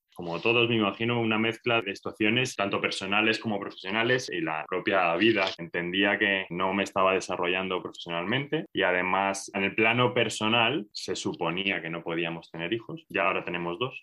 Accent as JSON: {"language": "Spanish", "country": "Spain", "said": "soy español, estoy en Madrid"}